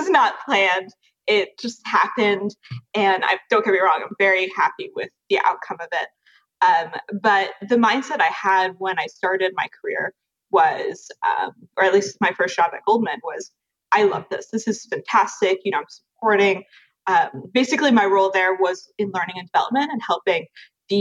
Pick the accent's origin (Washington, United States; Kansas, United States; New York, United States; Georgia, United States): New York, United States; Westchester; also born or lived in London / Paris; in New York, I grew up in Westchester and went to the French American School